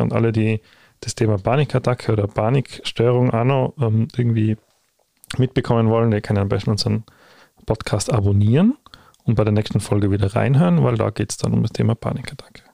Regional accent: Tyrol, Austria; bei uns in Tirol

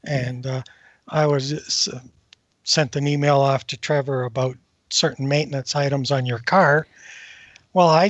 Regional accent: Northern Ontario, Canada; moved away as an adult; now in Western Canada; I grew up in Northern Ontario and there was no cable.

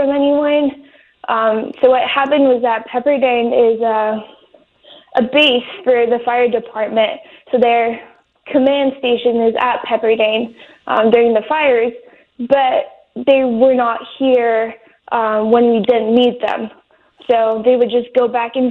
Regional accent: France; moved away as an adult; now in Malibu, United States; I was born and raised in France

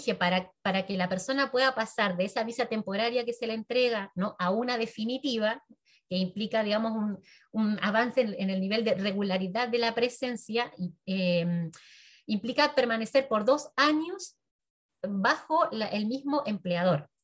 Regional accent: Argentina; mi pueblo de origen, que es un pueblo pequeño, una zona rural de la Argentina

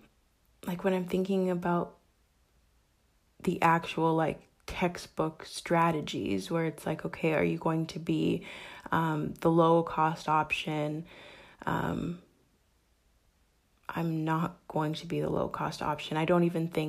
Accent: Canada; I am Canadian

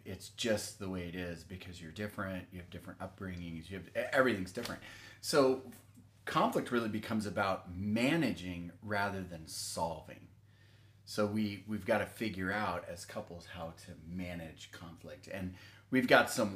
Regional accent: Texas, United States; I grew up in Texas and we didn't lock anything

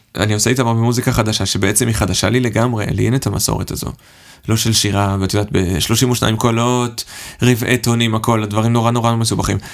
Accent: Herzliya, Tel Aviv District, Israel; moved away as an adult; now in Stuttgart, Germany; אני במקור מהרצליה, וגדלתי שם

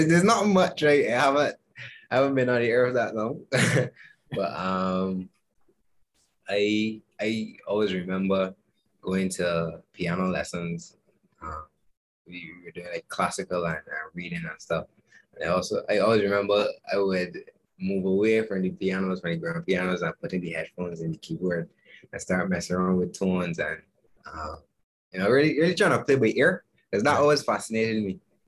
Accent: Barbados; I'm a keyboardist from Barbados.

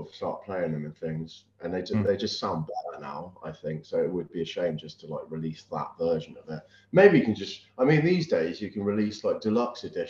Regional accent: Weymouth, South West England, United Kingdom; we grew up in Weymouth.

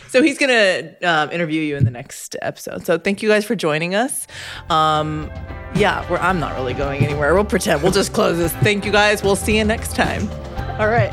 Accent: Orange County, California, United States; I'm from Orange County Diocese in California

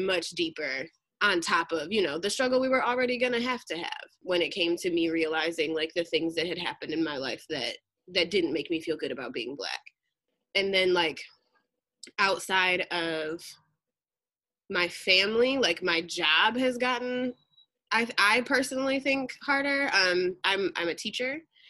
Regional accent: Southwest Michigan, United States; now in California, United States; Originally from Southwest Michigan, so not Detroit

